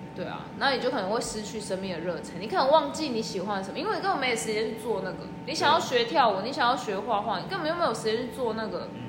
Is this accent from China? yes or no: no; Taiwan; moved away as an adult; now in Australia; 先从国内，就台湾嘛